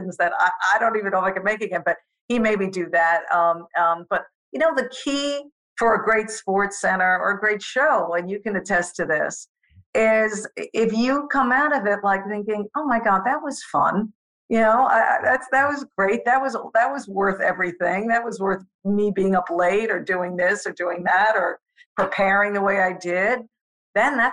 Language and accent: English; Long Island, New York, United States; accent: New York; also born or lived in Manhattan, New York City / Queens; I was born in Manhattan in New York City. You know, sure, I was raised on Long Island